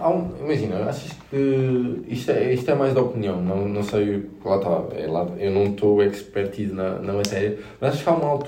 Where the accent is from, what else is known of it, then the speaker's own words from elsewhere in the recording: Beja, Alentejo, Portugal; eu tenho 25 anos e não me considero novo, mas houve muita malta em Beja, na minha terra natal